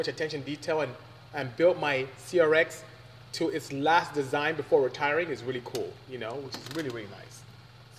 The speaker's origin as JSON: {"language": "English", "country": "Nigeria", "moved": "yes", "lives_now": "United States", "said": "I am Nigerian from West Africa"}